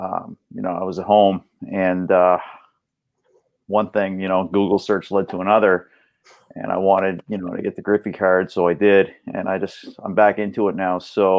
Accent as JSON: {"language": "English", "town": "Halifax", "region": "Nova Scotia", "country": "Canada", "said": "I'm from Halifax, Nova Scotia"}